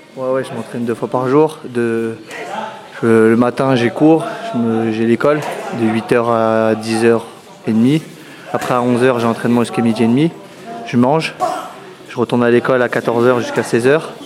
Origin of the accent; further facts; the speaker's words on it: Louviers, Normandy, France; now in Paris, France; je viens de Louviers